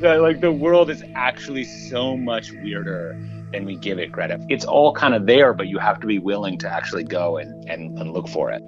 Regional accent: Minneapolis, Minnesota, United States; I grew up in Minneapolis

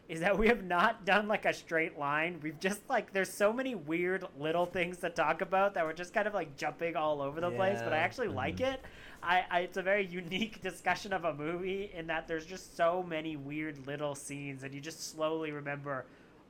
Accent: Canada; I am a Canadian. I'm super Canadian

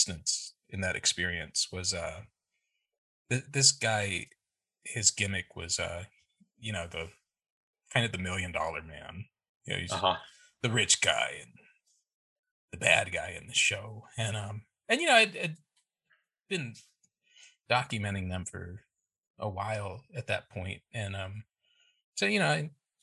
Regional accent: Texas, United States; also born or lived in Chicago, Illinois / Houston; we had just moved to Texas

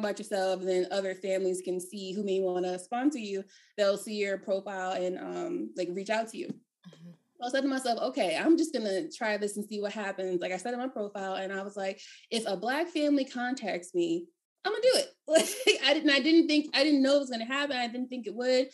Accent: Maryland, United States; moved away as an adult; also born or lived in Philadelphia, Pennsylvania; I'm from Maryland

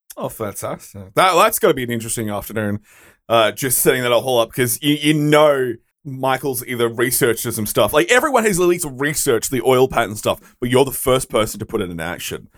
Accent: Australia; being an Australian

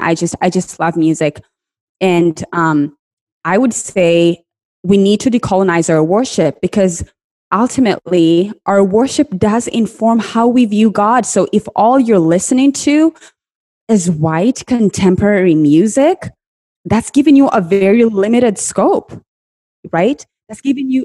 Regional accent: Kenya; I grew up in Kenya, and when I was growing up, the prosperity gospel was the in thing

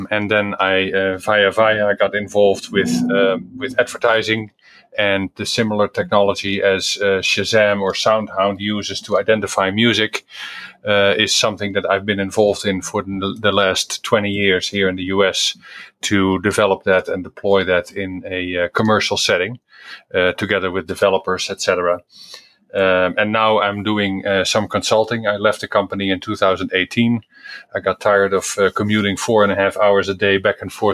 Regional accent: Netherlands; moved away; I am originally from the Netherlands

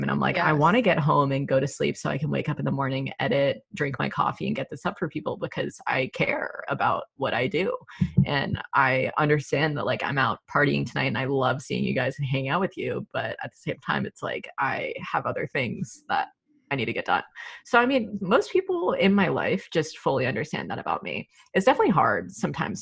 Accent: the South, United States; moved away as an adult; also born or lived in Georgia / Los Angeles; growing up in the South

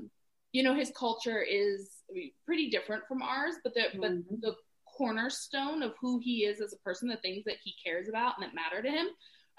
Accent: the South, United States; growing up in the South.

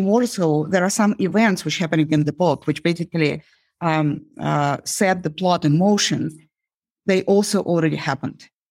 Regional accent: Uzbekistan; now in United States; growing up in Uzbekistan

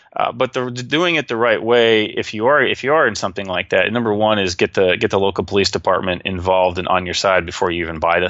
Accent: Texas, United States; I'm like, well, yeah, I'm from Texas, you know.

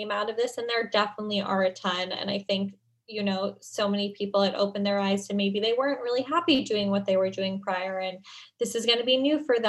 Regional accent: New York, United States; I grew up in New York

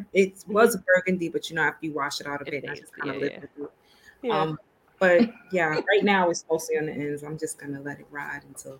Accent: New York City, New York, United States; I am from New York City. I'm sure you can hear it in my accent.

